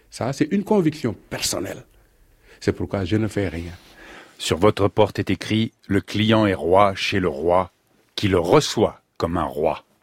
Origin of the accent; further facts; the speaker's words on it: Senegal; moved away as an adult; Je suis parti du Sénégal, vous allez être surpris, en pirogue. J'ai fait 9 jours de mer.